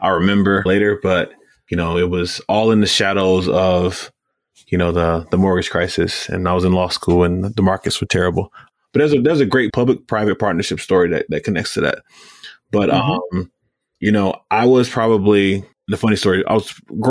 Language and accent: English; Gary, Indiana, United States; I grew up in Gary